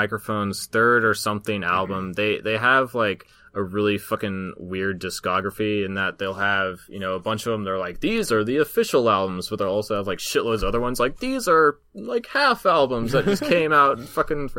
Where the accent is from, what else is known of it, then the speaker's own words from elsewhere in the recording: Southeast Alaska, United States; where I grew up in Southeast Alaska